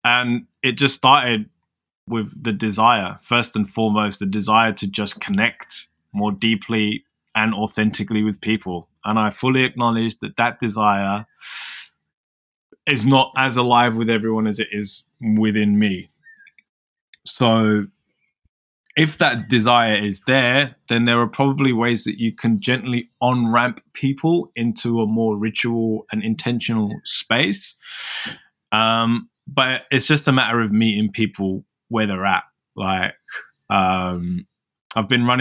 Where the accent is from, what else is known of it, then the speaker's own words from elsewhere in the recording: London, United Kingdom; moved away as an adult; now in Melbourne, Australia; I'm from London